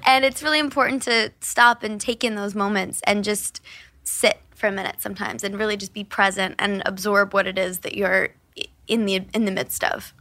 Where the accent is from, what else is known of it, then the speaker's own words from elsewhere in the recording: Kansas City, United States; growing up in Kansas City all happened at my grandparents' house